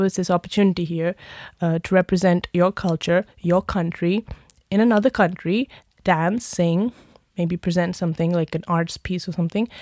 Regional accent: India; moved away; also born or lived in United Kingdom; being Indian myself

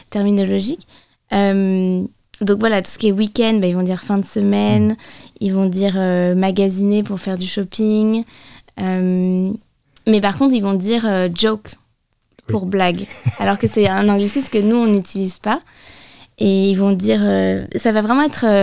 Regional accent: United States; accent: American; Moi, j'ai grandi avec l'accent américain.

